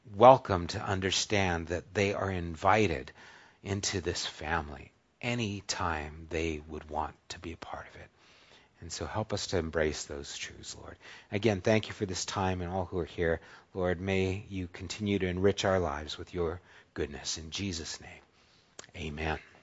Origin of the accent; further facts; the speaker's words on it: United States; I'm American